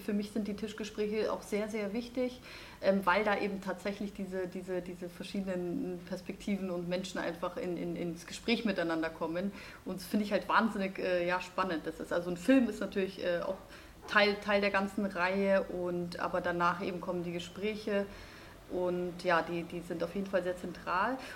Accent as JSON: {"language": "German", "town": "Munich", "region": "Bavaria", "country": "Germany", "said": "ich komme ja aus München"}